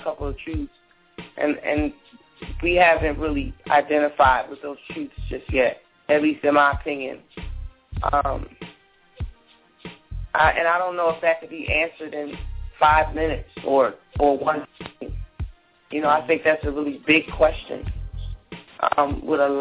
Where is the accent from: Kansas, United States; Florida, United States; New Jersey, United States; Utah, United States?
New Jersey, United States; I'm not from Newark, but I'm originally from Jersey